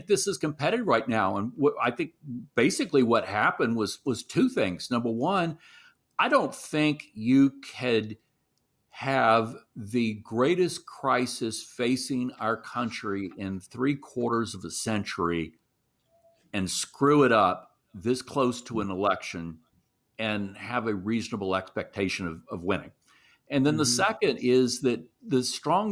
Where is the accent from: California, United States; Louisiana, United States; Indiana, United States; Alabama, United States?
Louisiana, United States; Shreveport; my hometown, which, you know, in the northwest corner of the state